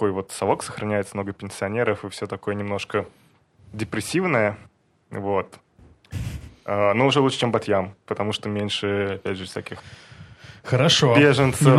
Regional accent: Volgograd, Volgograd Oblast, Russia; now in Israel; я родился в Волгограде

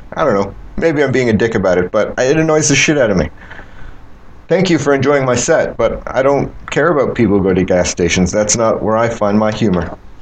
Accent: Canada; I'm Canadian.

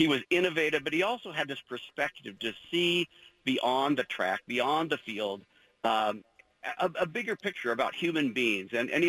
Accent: Corvallis, Oregon, United States; I grew up in Corvallis.

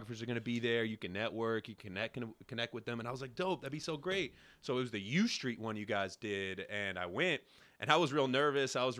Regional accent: New York City, New York, United States; Originally from Brooklyn.

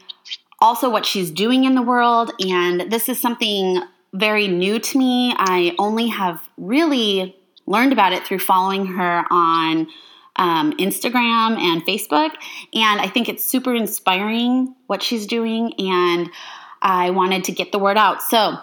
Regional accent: Phoenix, Arizona, United States; also born or lived in Love Canal, New York; now in Northern California, United States; We come from Phoenix, which isn't this little town, but when we were there, it was kind of like a little town

